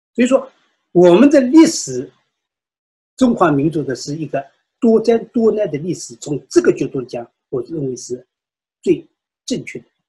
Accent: China; moved away; 西方社会对于我们中国人民追求自由民主的愿望

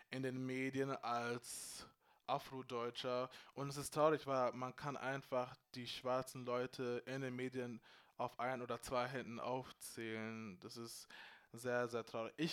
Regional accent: Freising, Bavaria, Germany; ich bin in Freising groß geworden. Wir waren sechs schwarze ghanaische Familien oder so, wo ich klein war. You know what I'm saying? Und trotzdem, I was proud to be Ghanaian.

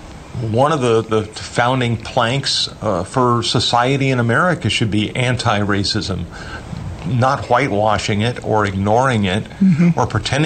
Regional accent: California, United States; moved away as an adult; now in Dallas, United States; I grew up in California.

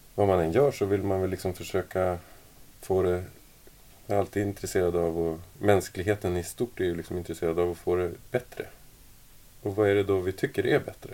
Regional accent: Sweden; now in Denmark; jag är ju från Sverige från mm. början och så, nu bor jag i Danmark

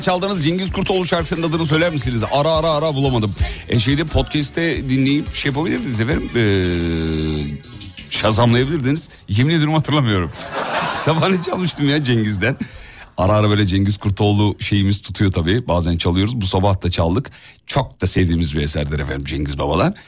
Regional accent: Erzurum, Turkey; accent: eastern (doğu ağzı); Şimdi biz de Erzurumluyuz. Biz de bazı kelimeler böyle kısaltılır, evrilir, çevrilir. Bir doğu ağzı şivesi çok konuşulmaz ama arada böyle kaçar filan.

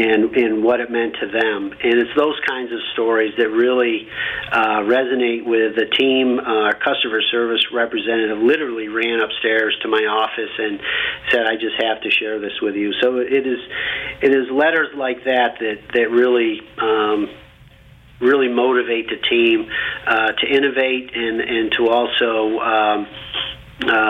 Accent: Camillus, New York, United States; I grew up in Camillus, New York. It's a small town west of Syracuse, New York. This is upstate New York

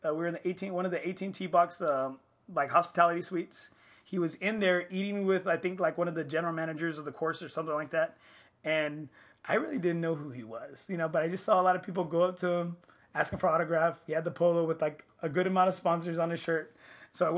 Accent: Corpus Christi, Texas, United States; I'm from Corpus

